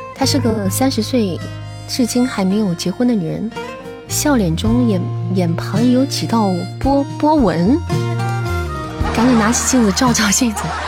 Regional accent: Shaanxi, China; 我作为一个陕西人， 我的面再不会做，那我就太过分了

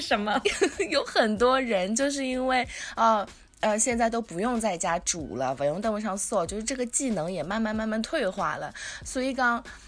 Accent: Shanghai, China; 像上海人，我觉得吃外婆、外公就 especially 外婆做的饭，因为从小在是外婆带大的嘛

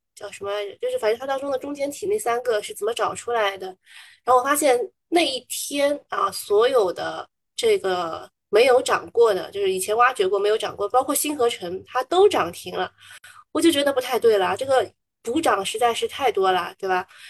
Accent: Shanghai, China; 我之前不讲上海话，人家还不知道我是哪里人，还，还觉得我是新上海人

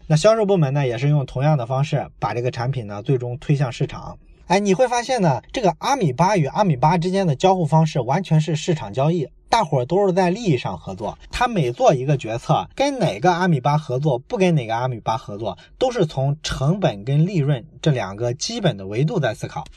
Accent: Shandong, China; 在我的老家山东啊，我们有一个非常著名的企业，大伙儿都知道叫做海尔

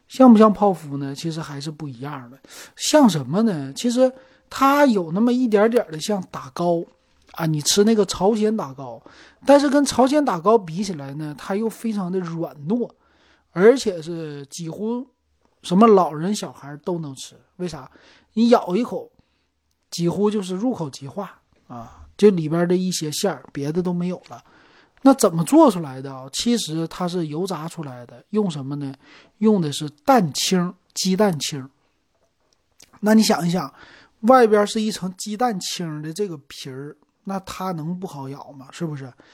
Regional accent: Northeast China, China; 这是我们东北话

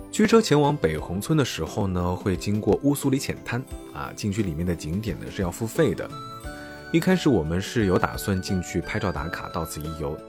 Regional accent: southern China, China; 像我这种在南方长大的

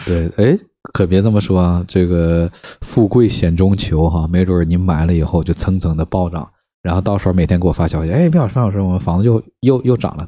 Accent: Northeast China, China; moved away as an adult; also born or lived in Harbin; now in Beijing, China; 我是东北人

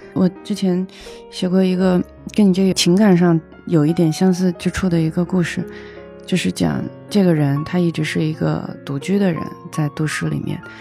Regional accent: Hunan, China; also born or lived in Israel; now in Beijing, China; 我是湖南人

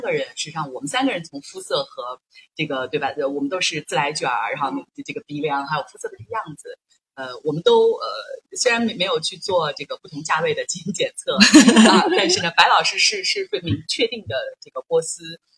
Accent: Linfen, Shanxi, China; moved away; 每次我会计算从我的家乡，古都、平阳、河东郡的平阳

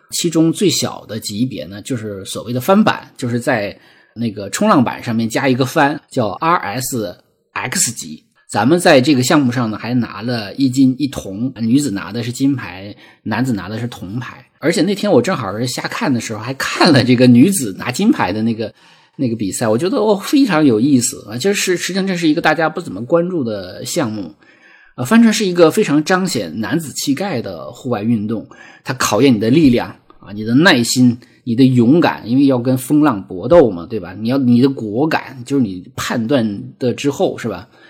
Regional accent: a state farm in the Lesser Khingan, Heilongjiang, China; moved away; 我生在黑龙江小兴安岭的一个国营农场，啊，其实也是一个有山有河有草地的一个很美很美的小地方

